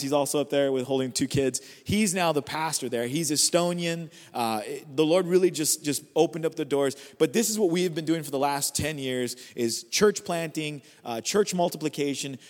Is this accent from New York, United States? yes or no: no; California, United States; I'm just from California